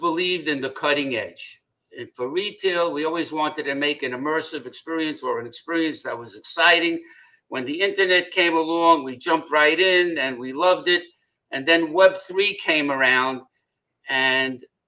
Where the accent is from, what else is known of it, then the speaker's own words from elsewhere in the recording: New York City, New York, United States; also born or lived in Manhattan; I was born in Brooklyn, and I moved to Manhattan when I was 18